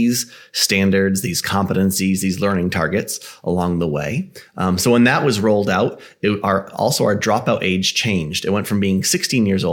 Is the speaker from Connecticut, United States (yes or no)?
yes; Connecticut, United States; born and raised in Connecticut